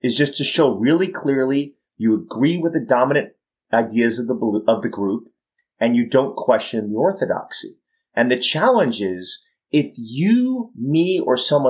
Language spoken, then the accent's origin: English; New York, United States; I'm a pretty candid New Yorker